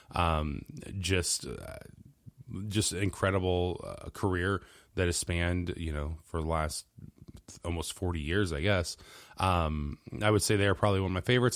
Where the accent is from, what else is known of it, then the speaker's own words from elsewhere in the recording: Central Illinois, United States; I'm a musician from Central Illinois